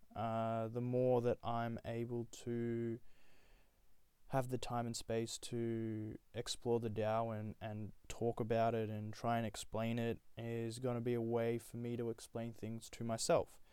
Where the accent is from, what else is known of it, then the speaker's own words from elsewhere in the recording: Australia; also born or lived in Nepal; I was born there and, and then whisked away to Australia under the age of one